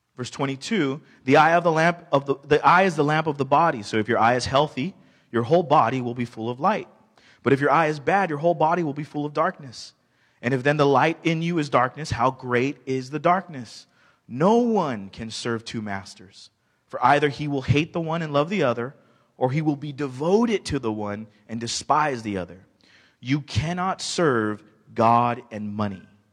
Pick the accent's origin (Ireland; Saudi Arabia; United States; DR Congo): United States; me being American